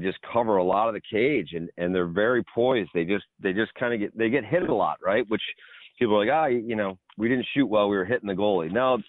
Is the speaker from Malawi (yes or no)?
no; Canada; you think about growing up in Canada and playing the box game and playing hockey, right?